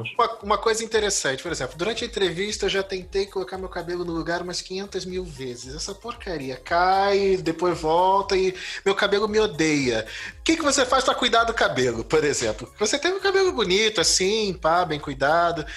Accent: Brazil; eu sou um brasileiro esquisito que não joga futebol

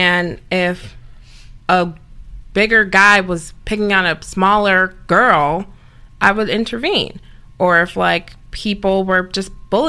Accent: Downers Grove, Illinois, United States; also born or lived in Chicago, Illinois; I'm from Downers Grove. It's a western suburb in Chicago.

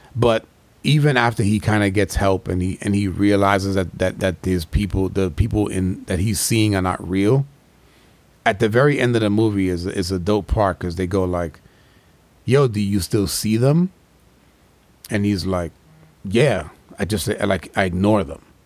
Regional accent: New York, United States; growing up in New York

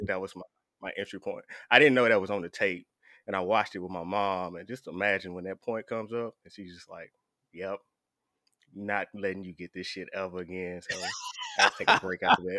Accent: the South, United States; I'm from the South

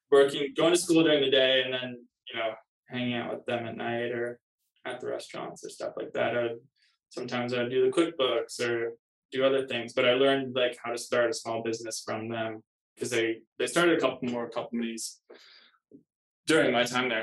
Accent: Kirkland, Washington, United States; now in Los Angeles, United States; from Kirkland, Washington, just east of Seattle. Yeah, it's a small town. I guess not that small anymore, but it used to be a small town, just 15 minutes from downtown Seattle. I grew up there.

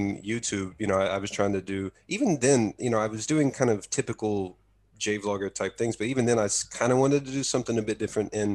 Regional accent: Texas, United States; moved away as an adult; now in Japan; growing up in Texas, we didn't really get too much cold weather

